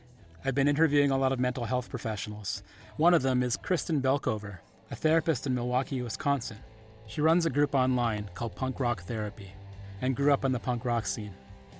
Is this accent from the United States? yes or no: no; Powell River, British Columbia, Canada; I was born in Powell River, a small coastal town in British Columbia, Canada.